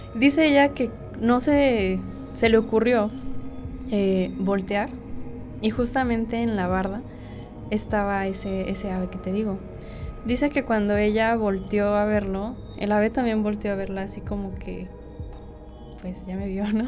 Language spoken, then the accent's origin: Spanish; Cuautla, Morelos, Mexico; Soy de aquí, de Cuautla, Morelos